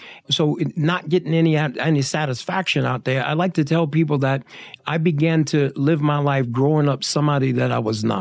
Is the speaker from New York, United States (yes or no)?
yes; New York City, New York, United States; accent: Brooklyn; also born or lived in Long Island, New York; now in Las Vegas, United States; I grew up in the streets of New York. Brooklyn and Long Island